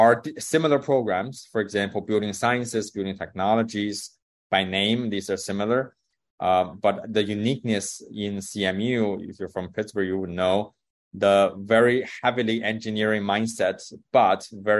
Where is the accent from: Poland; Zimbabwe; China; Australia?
China; moved away as an adult; I grew up in China